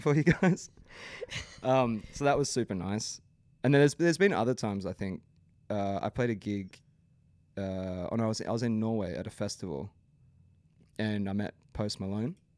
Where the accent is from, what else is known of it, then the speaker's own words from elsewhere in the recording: Brisbane, Queensland, Australia; I grew up in the Brisbane scene